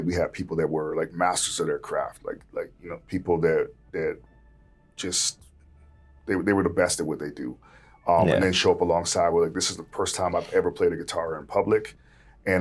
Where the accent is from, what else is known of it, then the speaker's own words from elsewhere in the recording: Vancouver, British Columbia, Canada; Growing up in Vancouver, especially when I was young, it was like white.